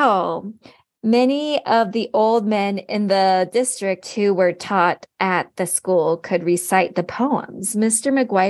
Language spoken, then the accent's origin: English; Ireland; it's because I'm from Ireland